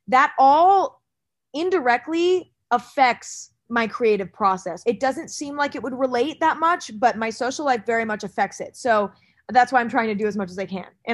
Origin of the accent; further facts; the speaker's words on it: Northern California, United States; I grew up in Northern California